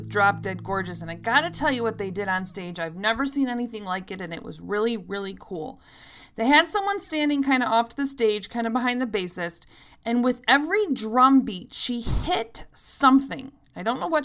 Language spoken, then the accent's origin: English; Chicago, Illinois, United States; all these bands are from Chicago, so if you want to catch any of them, you got to come to my hometown